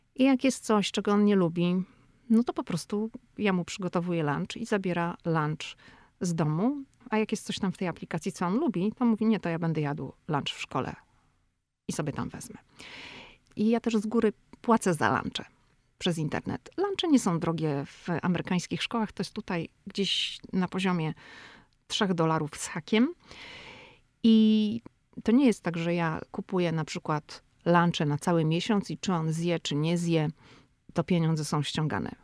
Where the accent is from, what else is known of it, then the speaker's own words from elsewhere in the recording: Szczecin, West Pomeranian Voivodeship, Poland; moved away as an adult; now in Washington, United States; ja jestem ze Szczecina, to u mnie się mówi, że na dworze się jest, a nie na polu